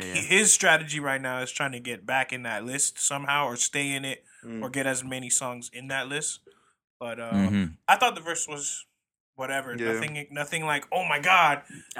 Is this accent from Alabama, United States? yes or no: no; Florida, United States; We're from Florida, so yeah.